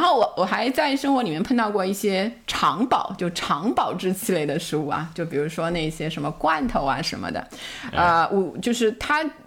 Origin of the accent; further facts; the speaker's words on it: Shanghai, China; 我小时候在上海